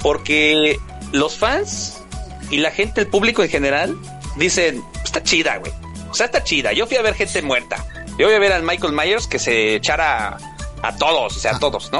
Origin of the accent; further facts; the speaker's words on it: Mexico; estamos en mi México mágico